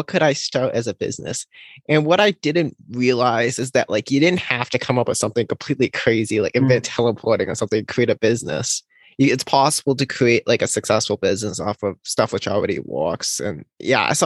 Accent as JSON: {"language": "English", "region": "Rhode Island", "country": "United States", "tie": "born or raised there", "also_born_or_lived": "California / Prince Edward Island, Canada", "said": "I spent majority of my childhood in Rhode Island"}